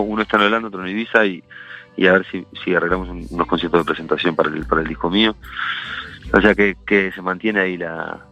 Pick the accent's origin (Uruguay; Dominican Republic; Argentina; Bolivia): Uruguay; Montevideo; moved away as an adult; now in Spain; Yo soy de Uruguay por eso, yo creo. Por, por haber eh, vivido mi juventud y mis primeros besos y, mis, primeras relaciones fuertes de amistad en eh, Montevideo